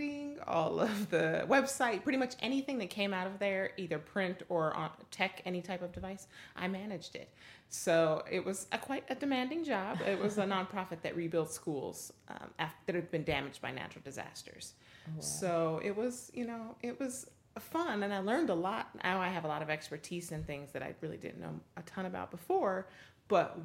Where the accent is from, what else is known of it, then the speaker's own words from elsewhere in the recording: Denver, Colorado, United States; So I grew up in the Midwest